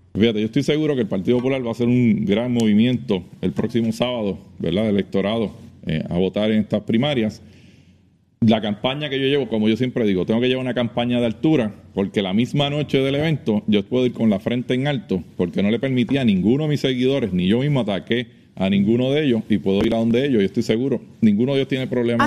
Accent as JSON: {"language": "Spanish", "town": "Trujillo Alto", "country": "Puerto Rico", "said": "yo voy a trabajar en mi pueblo, en Trujillo Alto me conocen"}